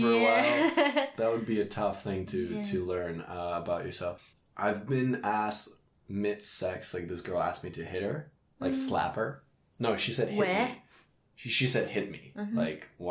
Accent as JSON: {"language": "English", "country": "Canada", "also_born_or_lived": "Russia", "said": "I'm Russian Canadian."}